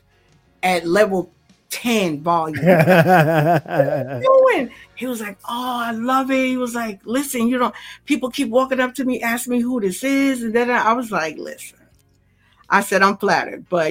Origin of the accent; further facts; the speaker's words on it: New York, United States; I'm only from New York